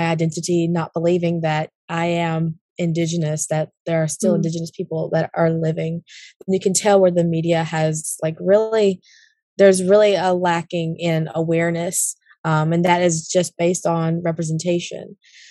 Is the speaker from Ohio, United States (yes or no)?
no; Clinton, North Carolina, United States; I was born and raised in Clinton, North Carolina, which is located in Sampson County, which is one of the two counties where the home of the Kohari tribe is located, of which I am and a proudly enrolled member.